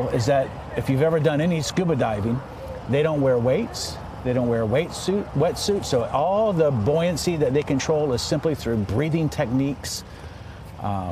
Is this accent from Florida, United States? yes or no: yes; Ocala, Florida, United States; I grew up in Ocala